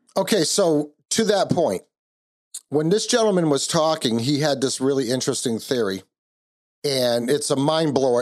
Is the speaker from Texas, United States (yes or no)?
no; Kentucky, United States; now in New England, United States; I was born in Kentucky